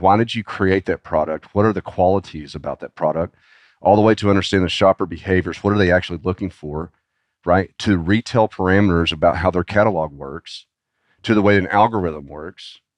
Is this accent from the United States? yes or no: yes; Arkansas, United States; I was born and raised in Arkansas